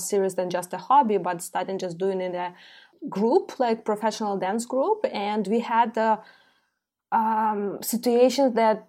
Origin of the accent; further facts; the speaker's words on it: Ukraine; I'm born and raised in Ukraine, in Soviet Union, yep. Post-Soviet Union country with very strong ballet school.